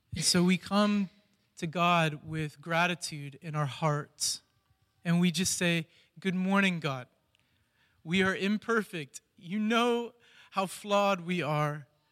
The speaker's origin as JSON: {"language": "English", "town": "Columbus", "region": "Ohio", "country": "United States", "moved": "as an adult", "lives_now": "Cleveland, United States", "said": "I'm from Columbus originally"}